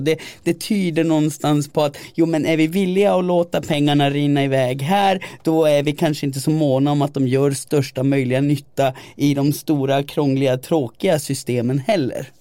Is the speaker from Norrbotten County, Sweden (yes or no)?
yes; Gällivare, Norrbotten County, Sweden; i Gällivare kommun där jag växte upp